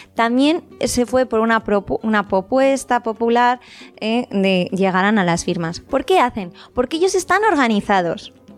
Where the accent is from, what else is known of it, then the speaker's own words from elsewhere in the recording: Spain; Los que somos españoles